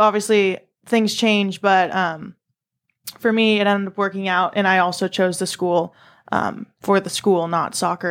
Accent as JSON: {"language": "English", "town": "San Diego", "region": "California", "country": "United States", "said": "I'm from San Diego"}